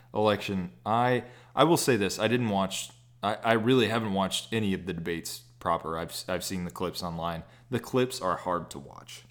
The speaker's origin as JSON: {"language": "English", "region": "Texas", "country": "United States", "said": "I'm from Texas"}